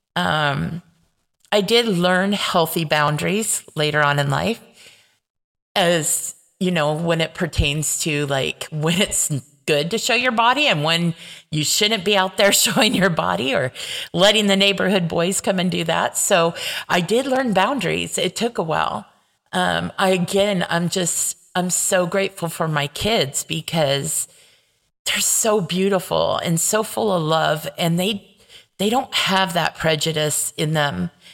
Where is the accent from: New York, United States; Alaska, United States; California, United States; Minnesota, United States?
California, United States; Paramount; where I grew up in Paramount